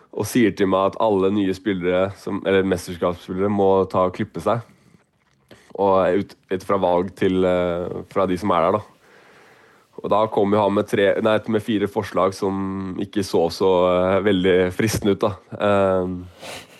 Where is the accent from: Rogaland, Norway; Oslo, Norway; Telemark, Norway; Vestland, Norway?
Oslo, Norway; jeg er fra Oslo